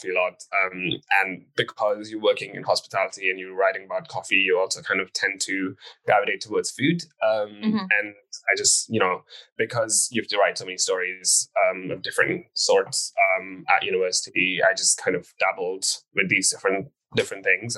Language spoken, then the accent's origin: English; India; I grew up in a vegetarian family. I come from India